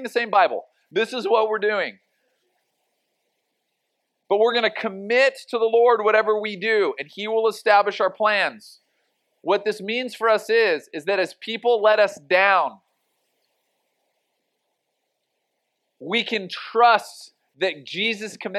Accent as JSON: {"language": "English", "town": "Oceanside", "region": "California", "country": "United States", "tie": "born or raised there", "said": "growing up in Oceanside"}